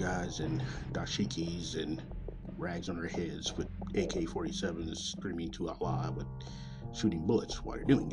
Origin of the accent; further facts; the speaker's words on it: Kansas City, Missouri, United States; coming from Kansas City, Missouri, my hometown